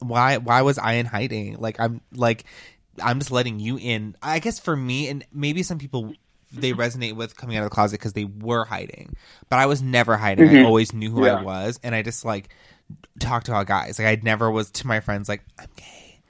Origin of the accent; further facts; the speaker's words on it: Orlando, Florida, United States; Like, I just was lucky to be born in Orlando. And I'm a military kid, so I've lived all around.